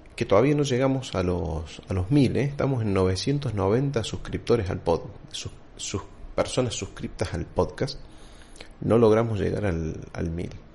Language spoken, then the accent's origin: Spanish; Argentina